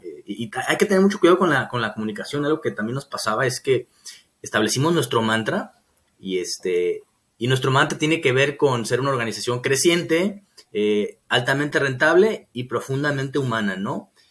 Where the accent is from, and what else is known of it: Mexico